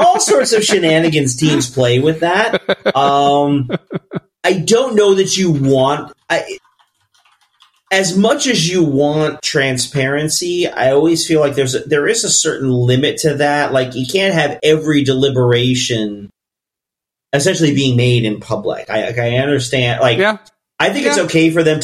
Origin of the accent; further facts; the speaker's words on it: United States; as an American sporting fan